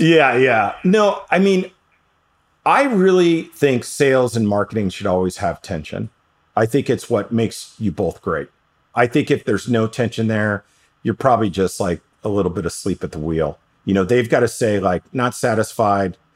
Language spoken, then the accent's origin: English; New York City, New York, United States; I grew up in New York City